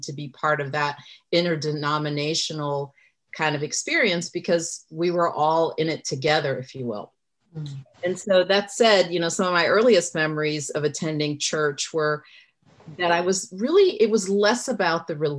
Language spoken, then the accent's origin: English; Germany; born there; And so, as you mentioned, I was born in Germany. My mother was Lutheran and my father, Black Southern Baptist.